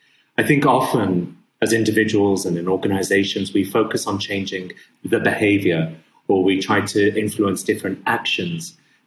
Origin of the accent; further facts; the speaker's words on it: Abu Dhabi, United Arab Emirates; my father's Syrian, my mum's English, I was born and raised in Abu Dhabi.